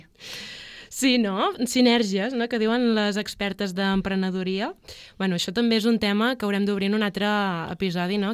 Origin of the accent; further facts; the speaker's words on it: Palamós, Catalonia, Spain; jo soc de Palamós